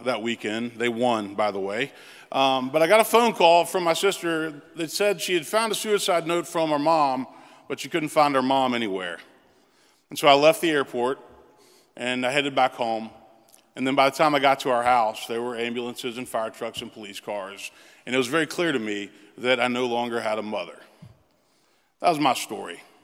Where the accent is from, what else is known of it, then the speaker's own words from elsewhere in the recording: Memphis, Tennessee, United States; moved away as an adult; also born or lived in Princeton; now in Nashville, United States; I moved back to my hometown of Memphis